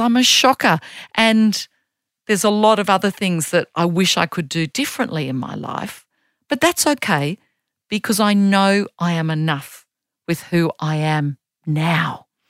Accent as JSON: {"language": "English", "country": "Australia", "also_born_or_lived": "Germany", "said": "I'm a girl from Australia"}